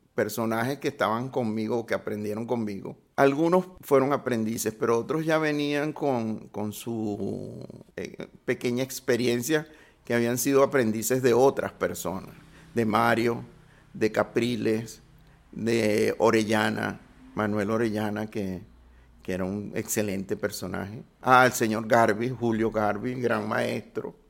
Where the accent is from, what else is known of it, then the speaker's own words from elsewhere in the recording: Caracas, Capital District, Venezuela; nací en La Pastora